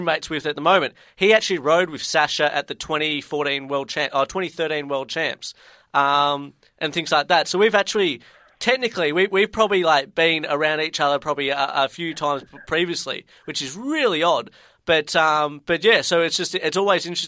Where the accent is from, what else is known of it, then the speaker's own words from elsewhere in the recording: Ballarat, Victoria, Australia; moved away; I'm actually from Ballarat originally